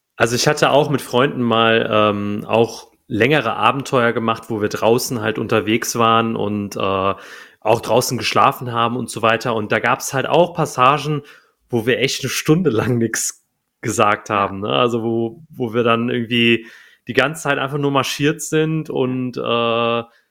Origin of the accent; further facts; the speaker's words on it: Cologne, North Rhine-Westphalia, Germany; moved away as an adult; ich bin wieder in meine alte Heimat gezogen, nach, also nach Köln.